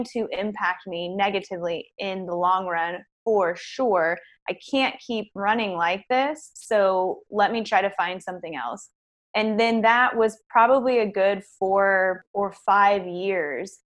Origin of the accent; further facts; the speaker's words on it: Houston, Texas, United States; I'm from Houston